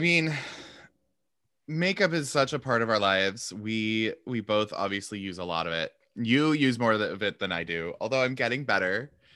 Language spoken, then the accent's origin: English; Seattle, Washington, United States; moved away; also born or lived in Montana; I was from Seattle